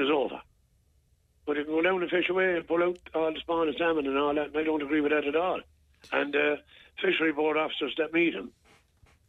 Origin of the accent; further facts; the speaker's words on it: Ireland; I'm Irish. I'm in my home country